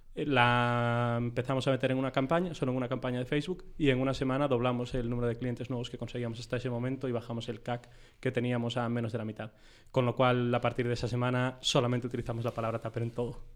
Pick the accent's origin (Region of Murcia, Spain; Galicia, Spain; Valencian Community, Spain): Galicia, Spain; Vigo; moved away as an adult; now in Madrid, Spain; yo de Vigo y nos conocimos al llegar a Madrid